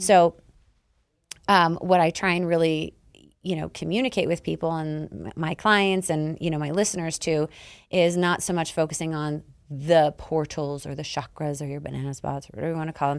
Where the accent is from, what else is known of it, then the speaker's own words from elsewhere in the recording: Canada; I'm Canadian